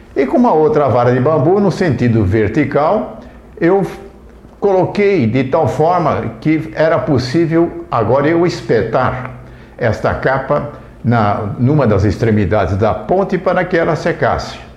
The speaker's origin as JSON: {"language": "Portuguese", "town": "Indaiatuba", "region": "São Paulo", "country": "Brazil", "tie": "born or raised there", "said": "Na minha infância, enquanto eu vivi em Indaiatuba, no distrito de Mato Dentro"}